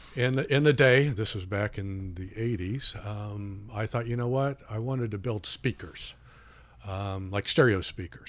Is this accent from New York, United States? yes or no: no; Peru, Indiana, United States; moved away as an adult; I grew up in Peru, Peru, Indiana, that is